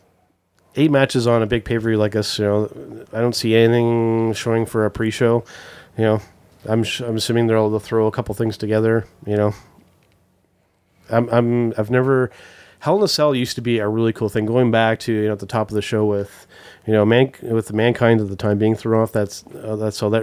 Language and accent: English; Ontario, Canada; as a Canadian wrestling fan